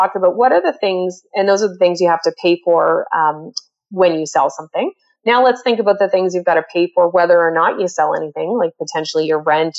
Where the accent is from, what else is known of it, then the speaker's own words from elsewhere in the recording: Canada; also born or lived in Toronto, Ontario; I'm a Canadian. I live in Ontario, normally in Toronto